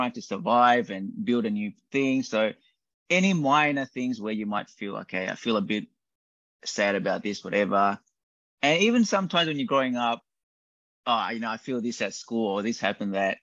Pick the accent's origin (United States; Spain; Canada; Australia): Australia; growing up in Australia